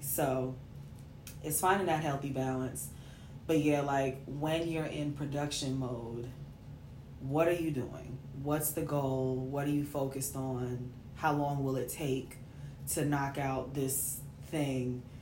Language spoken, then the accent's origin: English; New York City, New York, United States; I'm from New York, babe.